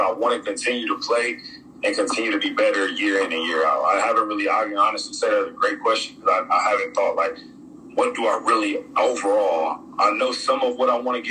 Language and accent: English; United States; moved away as an adult; also born or lived in France; me being an American